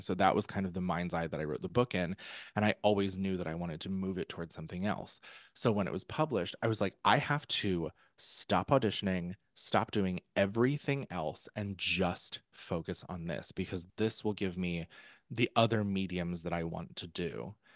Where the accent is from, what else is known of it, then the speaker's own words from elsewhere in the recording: New York, United States; I'm, I'm a New Yorker.